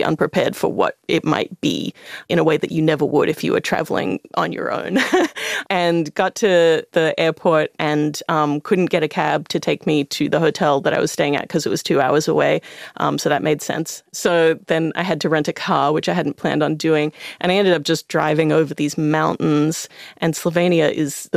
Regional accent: Australia; as an Australian person

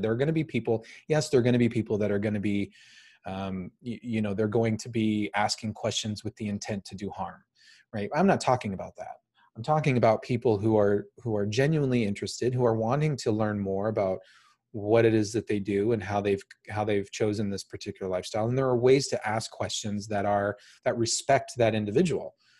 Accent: United States; I'm American

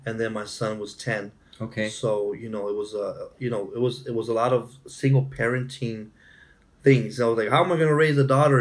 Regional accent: Imperial County, California, United States; born and raised in California, mm-hmm. uh, in a small town called Imperial County

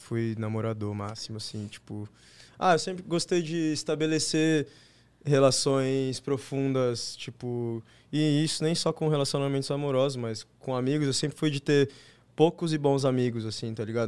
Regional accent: São Paulo, Brazil; Sou daqui de São Paulo mesmo.

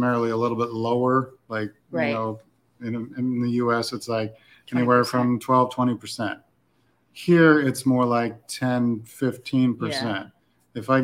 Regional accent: Phoenix, Arizona, United States; now in Mérida, Mexico; I come from Phoenix.

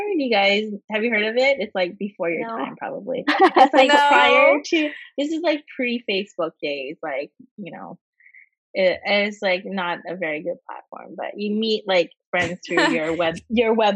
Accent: Vancouver, British Columbia, Canada; I'm born and raised in Canada.

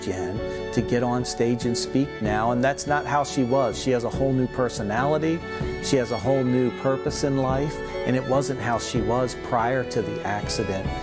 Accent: Lynchburg, Virginia, United States; we're from Lynchburg, Virginia

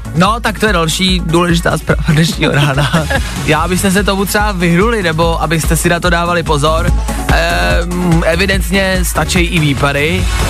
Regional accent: Plzeň, Plzeň Region, Czechia; já jsem z Plzně

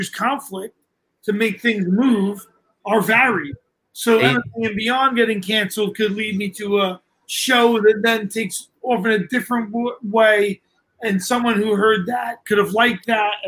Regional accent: New York City, New York, United States; I'm from Brooklyn

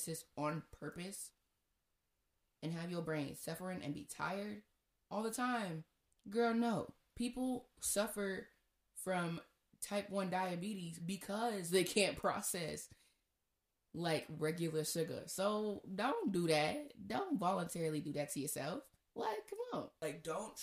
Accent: Nigeria; I'm Nigerian.

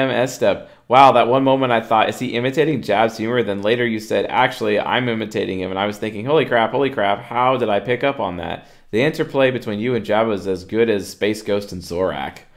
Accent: Minnesota, United States; Ooh, I'm thinking one's culture and upbringing is going to affect this a bit. I'm from Minnesota.

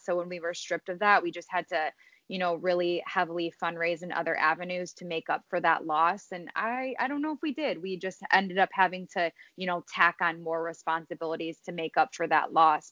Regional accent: Streamwood, Illinois, United States; I'm from Streamwood, Illinois. I was born and raised, grew up here

